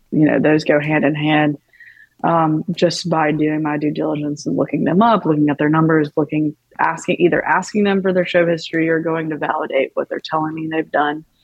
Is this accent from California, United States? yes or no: no; Tupelo, Mississippi, United States; also born or lived in Athens, Georgia / Nashville, Tennessee; now in Los Angeles, United States; I'm from Mississippi, um, Tupelo, Elvis's birthplace